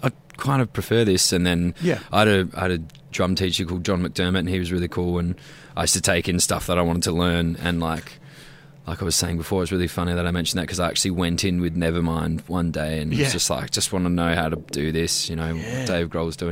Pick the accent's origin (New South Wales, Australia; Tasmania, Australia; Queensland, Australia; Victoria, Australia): Victoria, Australia; Melbourne; also born or lived in Sussex, England; I was born in Carlton. They were living in Flemington at the time. We moved out to Werribee